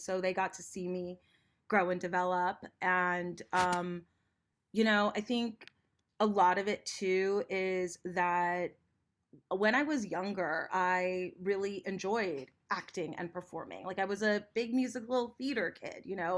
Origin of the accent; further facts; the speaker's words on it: Los Angeles, California, United States; I'm born and raised in Los Angeles